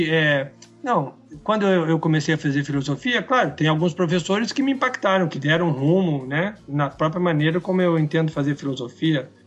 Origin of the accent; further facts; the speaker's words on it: Brazil; Até porque somos brasileiros e jamais poderíamos ter essa experiência, né?